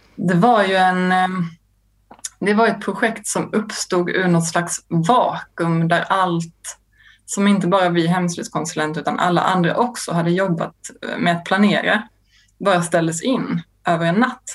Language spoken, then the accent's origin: Swedish; Lund, Skåne, Sweden; Jag kommer från Lund där jag växte upp